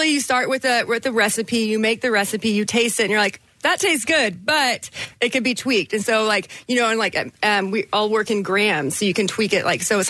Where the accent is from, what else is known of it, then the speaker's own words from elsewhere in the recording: Texas, United States; also born or lived in Southern California; now in Philadelphia, United States; I grew up in Texas, too